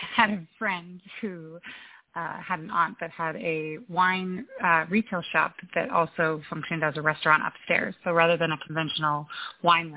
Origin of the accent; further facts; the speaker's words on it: Cape Cod, Massachusetts, United States; moved away as an adult; also born or lived in Charleston, South Carolina; I grew up on Cape Cod